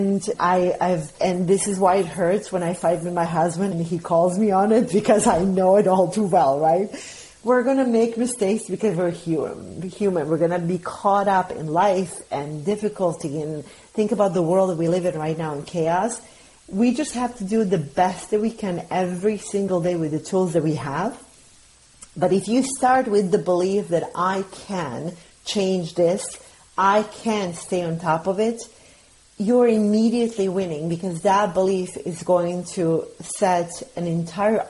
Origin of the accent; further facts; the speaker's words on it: Bosnia & Herzegovina; now in United States; I'm an immigrant, so I'm from Bosnia